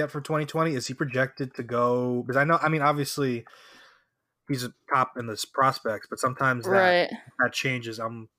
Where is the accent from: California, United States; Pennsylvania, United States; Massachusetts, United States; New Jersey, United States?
New Jersey, United States; I'm from Jersey